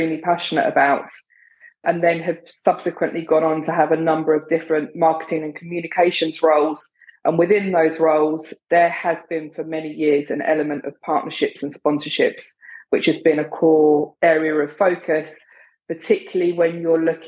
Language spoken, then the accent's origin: English; London, United Kingdom; now in New York City, United States; I'm originally from London in the UK